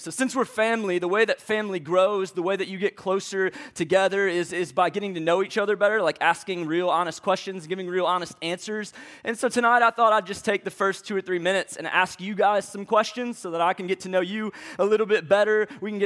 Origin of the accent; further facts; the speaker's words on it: St. Louis, Missouri, United States; moved away as an adult; now in Atlanta, United States; I'm from St. Louis, Missouri.